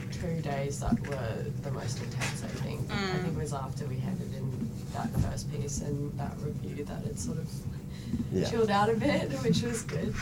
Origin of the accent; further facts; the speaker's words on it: Brisbane, Queensland, Australia; now in Melbourne, Australia; I'm originally from Brisbane, but I live in Melbourne now.